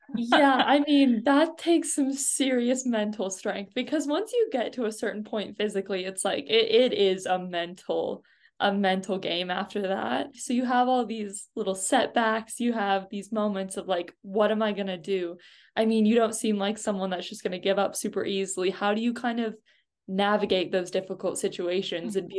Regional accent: United States; As an American

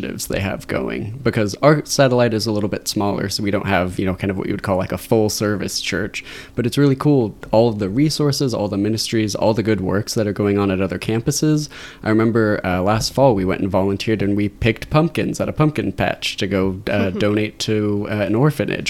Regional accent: Torrance, California, United States; also born or lived in Irvine; I'm from the South Bay area originally. I was born in Torrance, went to school down at UC Irvine, and just ended up staying

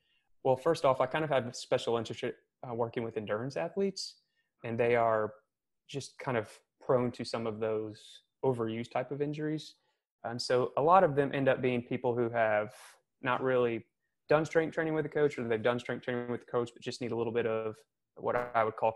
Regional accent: Missouri, United States; moved away as an adult; also born or lived in California; now in Charleston, United States; I'm originally from Missouri

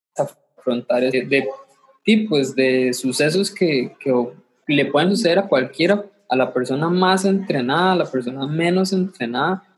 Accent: Limón, Costa Rica; soy, soy de Limón

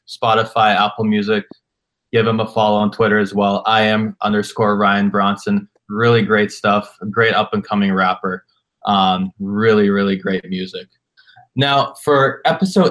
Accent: Canada; I'm from Canada

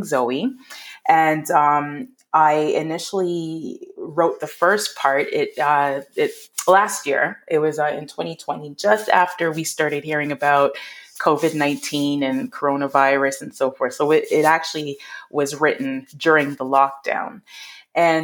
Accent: Canada; also born or lived in Toronto, Ontario; I am a Canadian children's author based out of Ontario or Toronto

